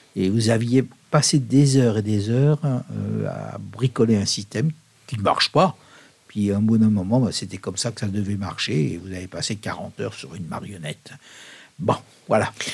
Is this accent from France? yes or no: yes; France; also born or lived in Leffe, Belgium; now in Belgium; je suis français